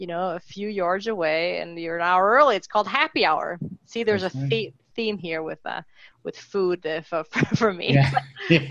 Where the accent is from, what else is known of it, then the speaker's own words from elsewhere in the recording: Mexico City, Mexico; I grew up in Mexico City